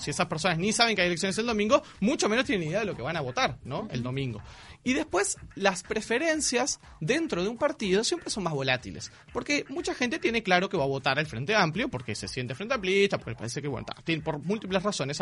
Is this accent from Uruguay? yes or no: yes; Montevideo, Uruguay; Los montevideanos y las montevideanas